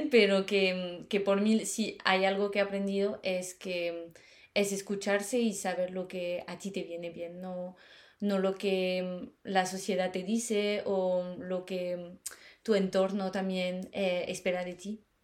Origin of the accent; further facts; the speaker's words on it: Paris, Île-de-France, France; Spanish is a second language; moved away as an adult; also born or lived in Germany; now in Madrid, Spain; eh, como lo has dicho, soy de, Francia, em, he nacido en París, y he crecido en, París.